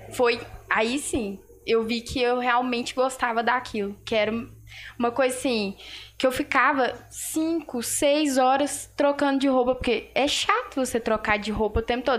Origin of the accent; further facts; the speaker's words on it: Passa Tempo, Minas Gerais, Brazil; sou daqui de Passatempo